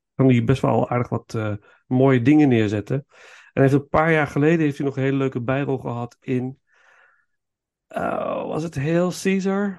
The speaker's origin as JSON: {"language": "Dutch", "country": "Netherlands", "said": "als Hollander"}